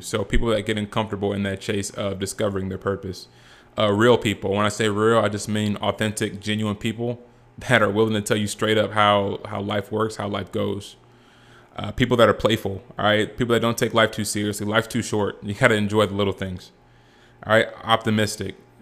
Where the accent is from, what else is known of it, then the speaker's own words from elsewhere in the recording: Rancho Cucamonga, California, United States; also born or lived in Boise, Idaho; I'm from Rancho Cucamonga, California